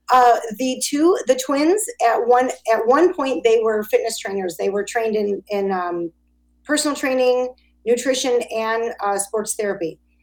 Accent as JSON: {"language": "English", "town": "Chicago", "region": "Illinois", "country": "United States", "said": "I'm an Italian from Chicago"}